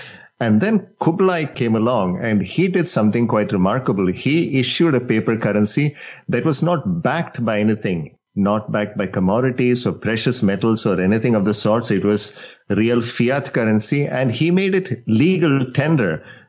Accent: India; moved away; So I grew up in India

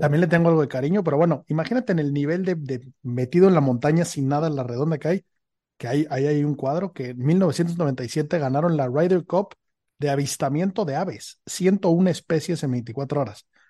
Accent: Mexico; now in Madrid, Spain; estoy basado en Madrid, soy mexicano

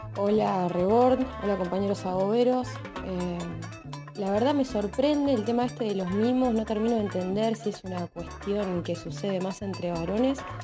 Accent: Bahía Blanca, Buenos Aires Province, Argentina; soy bonaerense, específicamente de Bahía Blanca.

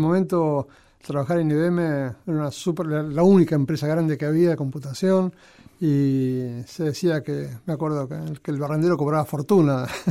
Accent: El Palomar, Buenos Aires Province, Argentina; moved away as an adult; si bien este, nací en Capital, a los pocos meses fui al Palomar. El Palomar y ahí este, estuve hasta que hasta que me casé

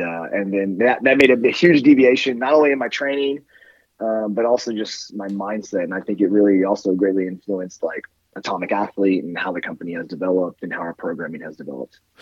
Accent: Northern California, United States; also born or lived in Colorado; now in Austin, United States; I grew up in Northern California, so it was always in the mountains

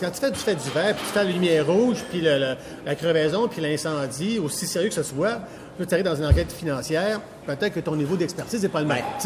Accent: Quebec City, Quebec, Canada; now in Saint-Bruno-de-Montarville, Canada; je suis né à Québec, je reste à Saint-Bruno, je suis québécois, francophone

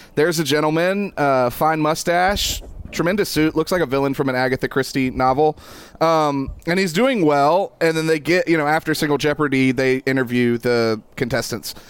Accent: East Bend, North Carolina, United States; East Bend, North Carolina, which is oh, my hometown

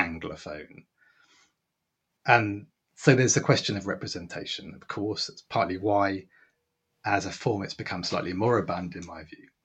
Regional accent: England, United Kingdom; I'm speaking as a, as an English man

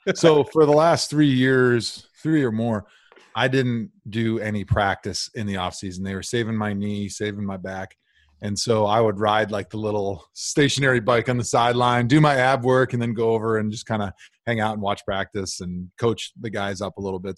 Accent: Milwaukee, Wisconsin, United States; now in Cleveland, United States; my hometown team

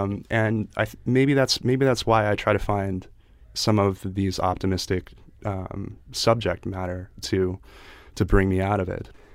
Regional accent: Chester County, Pennsylvania, United States; Chester County, Pennsylvania, like, uh, horse country

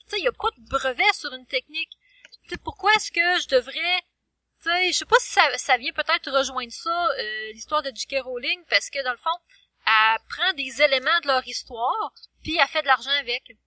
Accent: Quebec, Canada; nous, en tant que Québécois

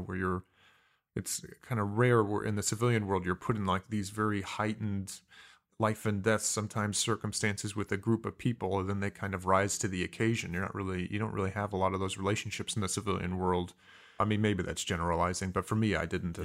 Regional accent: Mishawaka, Indiana, United States; moved away; also born or lived in Fontana, California / San Diego, California; was raised in a small town in Indiana called Mishawaka

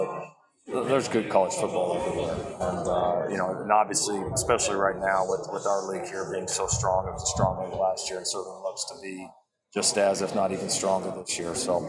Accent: Texas, United States; You know, growing up in Texas, not too far from there, seeing some of the really good Colorado teams, knowing the history of that program.

